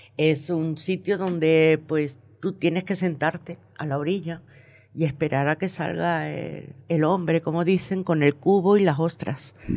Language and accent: Spanish; Venezuela; moved away; also born or lived in Margarita Island; nací y me crié en Venezuela